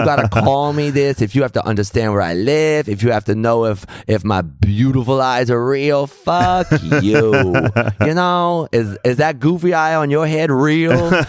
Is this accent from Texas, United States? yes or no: yes; Austin, Texas, United States; moved away as an adult; I'm from Austin because that's where I was born.